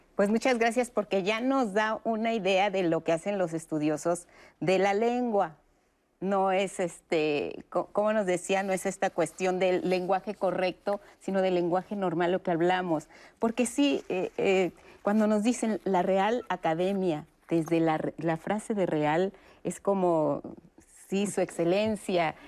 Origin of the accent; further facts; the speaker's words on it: Mexico; nosotros como, como mexicanos